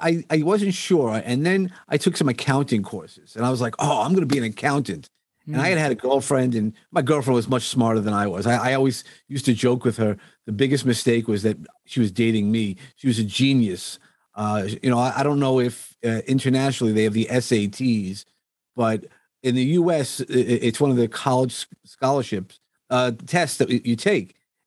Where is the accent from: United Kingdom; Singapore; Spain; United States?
United States; Texas; born there; So if you're asking me where I was born in Texas, because my dad was in the Air Force. He was just getting out of the Air Force, right.